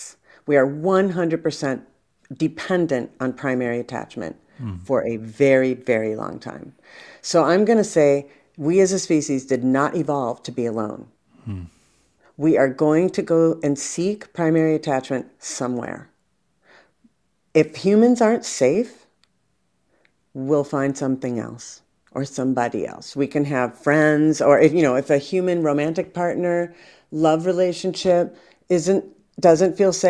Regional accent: France; English is a second language; I come from France, you know, the avoidant comes from England. In France, you know, we like to talk about the relationship all day.

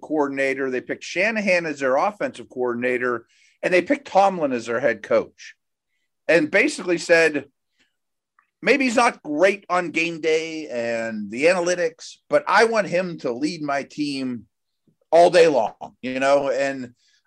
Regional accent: Pittsburgh, Pennsylvania, United States; I grew up in Pittsburgh

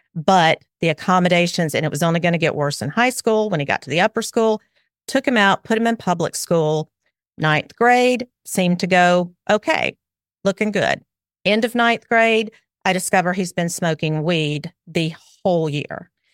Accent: Alabama, United States; accent: southern; also born or lived in South Carolina; I am way down South in Alabama. Um, I moved, we moved here from South Carolina about four years ago. We moved back to my, um, where I grew up

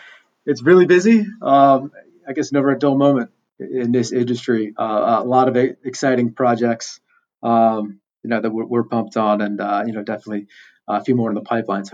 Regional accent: Gulf Coast of Florida, United States; moved away as an adult; also born or lived in San Diego, California; Growing up in the Gulf Coast of Florida, where, you know, you have this beach, great sand, great water, but just a severe lack of waves.

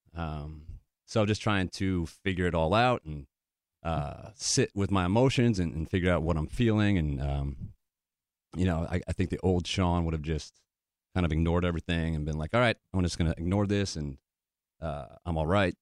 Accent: Connecticut, United States; moved away as an adult; also born or lived in New Hampshire / Wisconsin / Michigan / Nashville, Tennessee; Grew up in Connecticut

